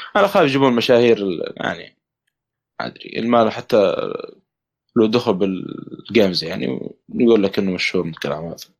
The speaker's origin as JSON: {"language": "Arabic", "country": "Saudi Arabia", "said": "عندنا في السعوديه"}